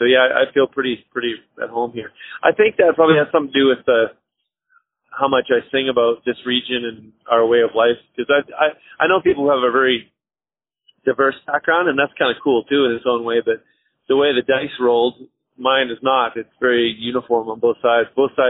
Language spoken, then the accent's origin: English; Western Canada, Alberta, Canada; I feel more like a Western Canadian than a Canadian, frankly.